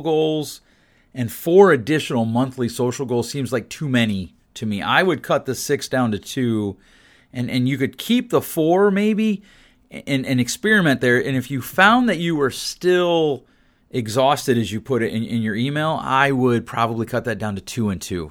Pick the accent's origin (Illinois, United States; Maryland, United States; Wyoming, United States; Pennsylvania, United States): Pennsylvania, United States; my home state where I grew up in the P